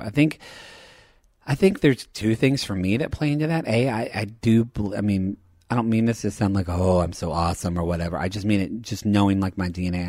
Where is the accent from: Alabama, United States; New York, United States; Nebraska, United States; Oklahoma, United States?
Oklahoma, United States; southern; I grew up being gay in Oklahoma